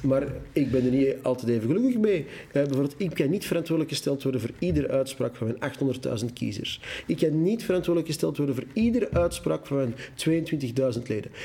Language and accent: Dutch; Antwerp, Flanders, Belgium; accent: Antwerps; first language Dutch; Ik kom uit het Antwerps. U hoort dat mijn geweldige A, die ik niet kan verbergen